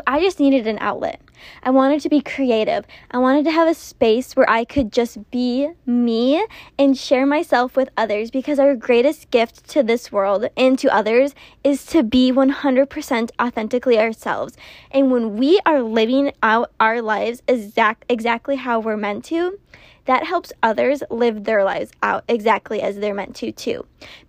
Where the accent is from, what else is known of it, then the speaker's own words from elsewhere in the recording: Minnesota, United States; moved away as an adult; now in Texas, United States; I am originally from Minnesota